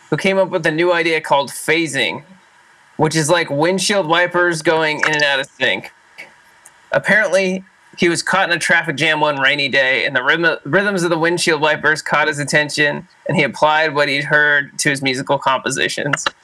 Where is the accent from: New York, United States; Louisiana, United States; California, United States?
California, United States; Orange County; I'm from Orange County, man.